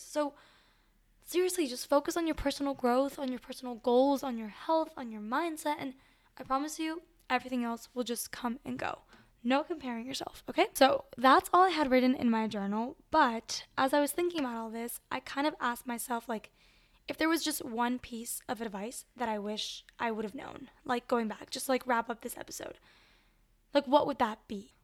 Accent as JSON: {"language": "English", "town": "Miami", "region": "Florida", "country": "United States", "tie": "born or raised there", "also_born_or_lived": "Venezuela", "moved": "as an adult", "lives_now": "South Bend, United States", "said": "I was born in Venezuela, but I grew up in Miami and I go to school at Notre Dame"}